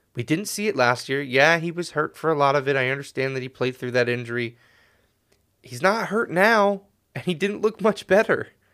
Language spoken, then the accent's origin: English; Connecticut, United States; growing up in Connecticut